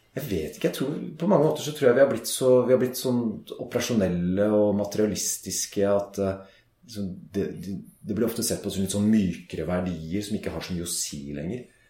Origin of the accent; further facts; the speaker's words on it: Norway; Vi er nordmenn